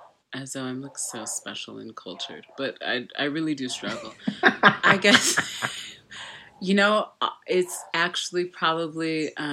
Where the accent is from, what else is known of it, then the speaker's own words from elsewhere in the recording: Texas, United States; I'm from Texas, but all my family started in Louisiana.